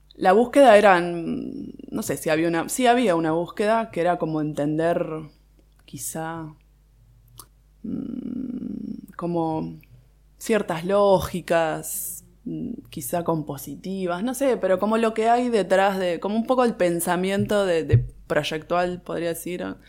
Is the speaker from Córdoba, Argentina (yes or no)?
no; Buenos Aires, Argentina; Soy de capital, de Boedo